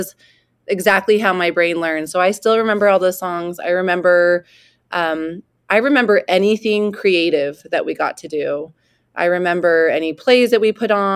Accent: Klamath Falls, Oregon, United States; also born or lived in Corvallis, Oregon; I was born and raised in Southern Oregon in a small town called Klamath Falls

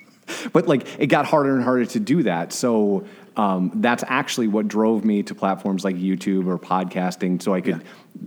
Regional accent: Glenview, Illinois, United States; moved away; I am originally from a city north of Chicago called Glenview

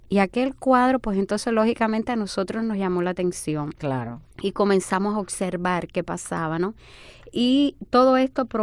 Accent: Dominican Republic; moved away; nosotros nos mudamos de República Dominicana aquí porque aquí encontraba, vimos que habían recursos y profesionales.

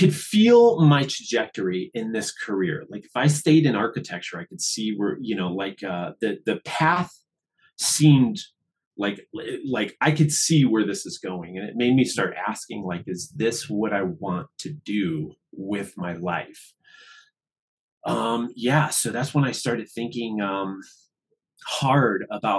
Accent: outside of Chicago, Illinois, United States; moved away; also born or lived in Washington, D.C.; I grew up outside of Chicago on a farm

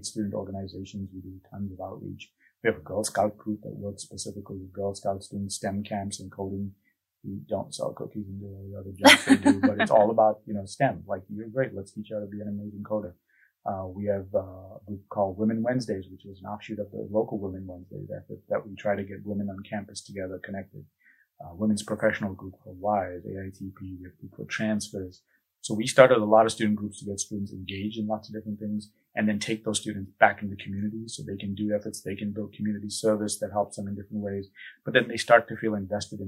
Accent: Buffalo, New York, United States; moved away as an adult; also born or lived in Pennsylvania; now in Tallahassee, United States; I'm from Western New York, in the Buffalo area

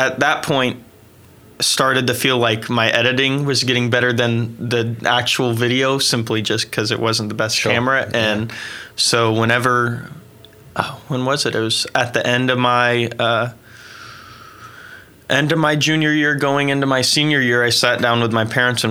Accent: Oklahoma, United States; also born or lived in St. Louis, Missouri; I was born in St. Louis and moved to Oklahoma when I was like four.

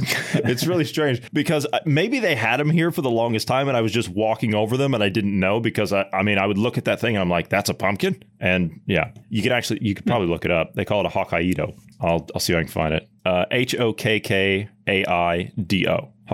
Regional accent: Ohio, United States; Obviously, I'm a Midwesterner. I'm from Ohio, and you're from down south in Oklahoma.

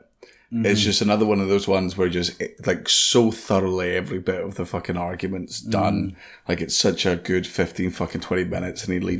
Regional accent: East Wemyss, Scotland, United Kingdom; where I grew up in East Weems

